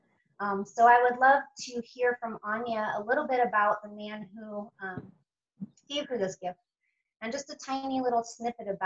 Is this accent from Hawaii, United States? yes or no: no; Sedona, Arizona, United States; I'm from Sedona, Arizona